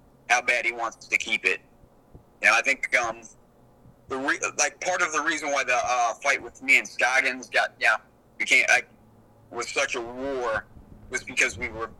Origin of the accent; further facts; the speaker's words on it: South Carolina, United States; my home state of South Carolina